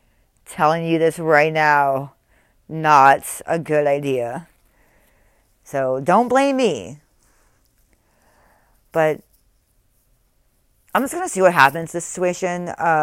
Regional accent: Texas, United States; born there; I was born in Texas. I'm a firecracker.

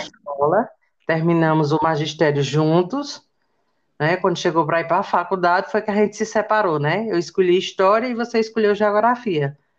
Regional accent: Pedra, Pernambuco, Brazil; also born or lived in São Paulo; tive a melhor parte da minha infância no Poço do Boi. Né? É, lá vivemos alguns anos

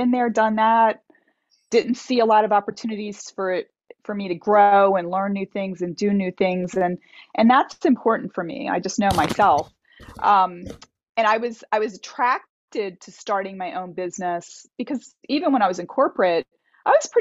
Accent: Delaware, United States; moved away as an adult; also born or lived in Boston, Massachusetts; I grew up in Delaware in the United States, and it's a very rural area.

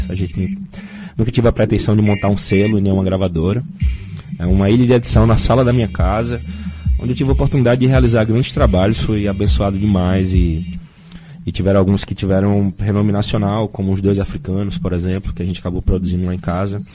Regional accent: Northeast Region, Brazil; as pessoas esquecem que a gente é do Nordeste, né, cara?

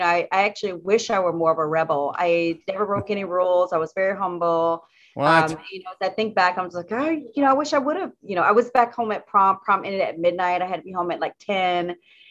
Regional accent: South Carolina, United States; now in Washington, United States; I'm a Southern Belle. I grew up in South Carolina, in a very rural part of South Carolina.

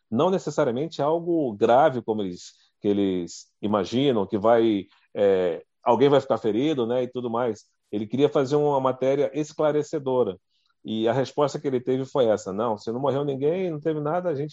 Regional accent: Brasília, Federal District, Brazil; Eu sou de Brasília, lá em Brasília, a gente está sempre lá cobrindo os setores

